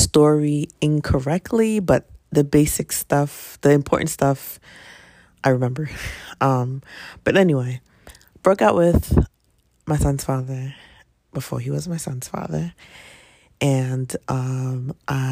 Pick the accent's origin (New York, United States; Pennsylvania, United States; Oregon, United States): Pennsylvania, United States; Philadelphia; typical 19, 20 year old growing up in Philly